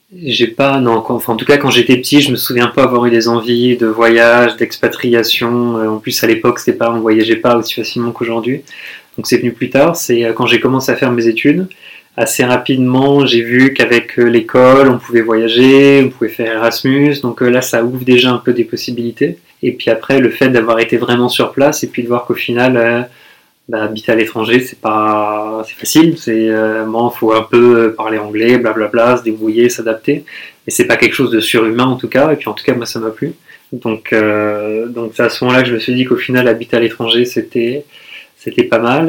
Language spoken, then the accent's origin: French; Toulouse, Occitania, France; moved away as an adult; also born or lived in Paris; now in Prague, Czech Republic; j'ai grandi à Toulouse, après j'ai étudié à Paris, maintenant j'habite à Prague.